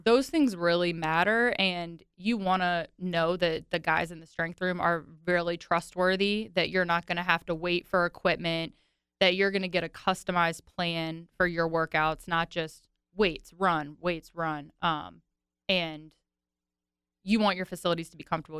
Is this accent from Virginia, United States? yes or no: yes; Virginia, United States; growing up in Virginia, I listened to country music heavily in high school